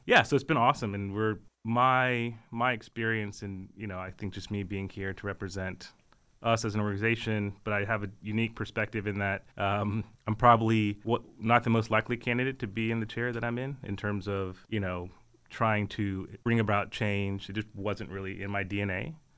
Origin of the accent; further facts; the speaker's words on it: Texas, United States; moved away as an adult; now in Richmond, United States; born and raised in Texas